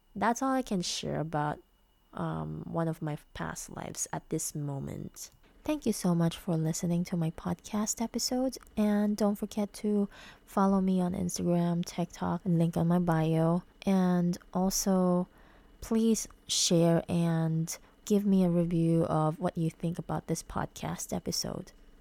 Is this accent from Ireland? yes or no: no; Philippines; I'm a Filipina